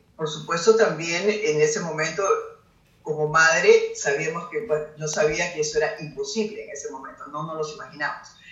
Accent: Peru; para nosotros como peruanos es un orgullo

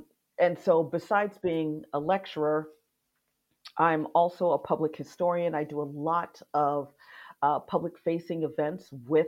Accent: Miami, Florida, United States; moved away as an adult; now in Scotland, United Kingdom; by my accent, I am not Scottish or English or Welsh or British of any sort. I'm American, but I am Haitian American. I was born and raised in Miami, Florida.

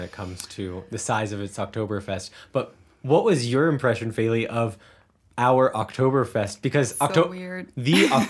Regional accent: Cincinnati, Ohio, United States; growing up in Cincinnati

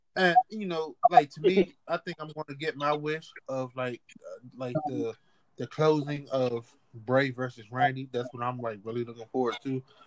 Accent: Washington, District of Columbia, United States; accent: DC; my DC accent

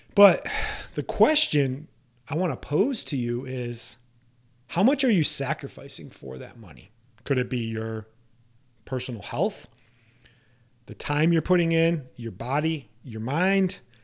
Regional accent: Iowa, United States; home state of Iowa

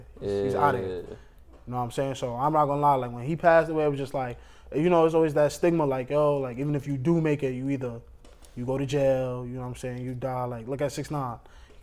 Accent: New York City, New York, United States; I'm from East New York, I pretty much went to school in East New York all my life

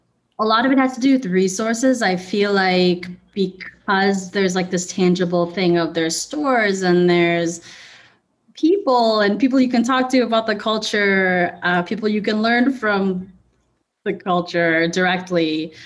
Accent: Philippines; it was kind of melding my two worlds of me as a musician and then me as a business owner and me as a Filipino, all those things.

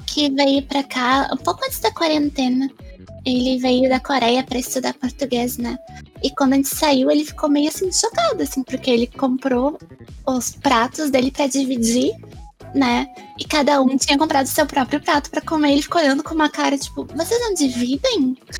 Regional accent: Brazil; eu sou brasileira

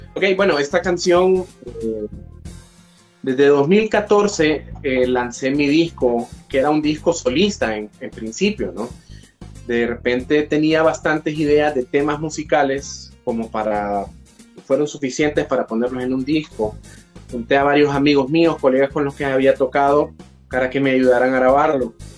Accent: Tegucigalpa, Francisco Morazán, Honduras; soy hondureño, orgullosamente de la capital

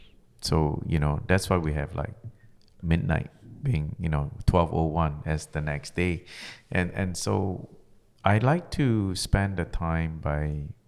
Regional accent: Malaysia; because, you know, I was originally from Malaysia.

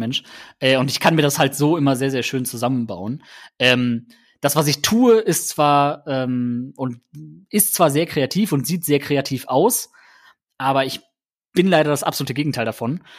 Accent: Germany; bei uns in Deutschland

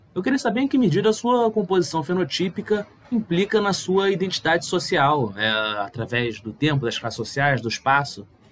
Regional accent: Rio de Janeiro, Brazil; eu nasci no Rio de Janeiro

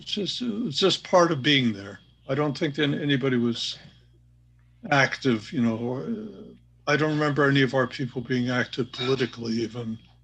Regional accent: Hammond, United States; also born or lived in Kingston, New York; In Hammond, no. No. Earlier in Kingston, New York, places like that, yes.

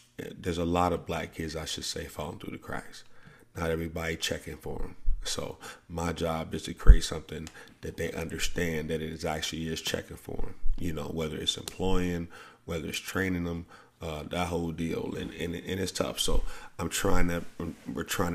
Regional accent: the South, United States; I grew up in the South

